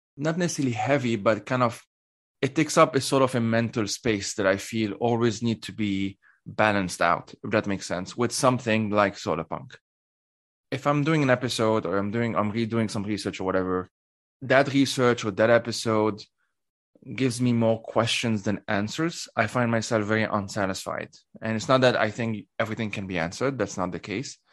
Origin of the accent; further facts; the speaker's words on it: Lebanon; moved away as an adult; now in Switzerland; I grew up in in Lebanon, uh, and I currently live in Switzerland.